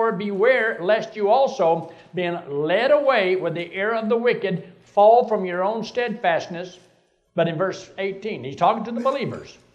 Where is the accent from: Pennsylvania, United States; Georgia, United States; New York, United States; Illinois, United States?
Georgia, United States; Athens; Well, I, was, I grew up in Athens, Georgia.